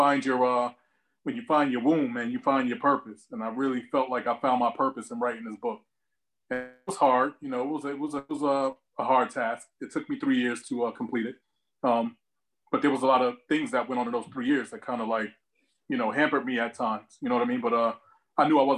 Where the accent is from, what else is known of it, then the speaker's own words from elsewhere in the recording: Newark, New Jersey, United States; also born or lived in East Orange, New Jersey; Born and raised, I'm from Newark, New Jersey. Grew up between Newark and East Orange